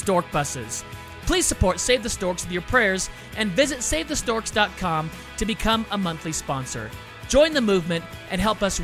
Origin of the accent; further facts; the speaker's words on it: California, United States; also born or lived in Illinois; I was born and raised in California